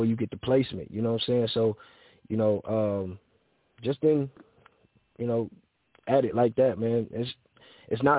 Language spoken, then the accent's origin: English; Cleveland, Ohio, United States; I'm from Cleveland, Ohio, 93rd and Harvard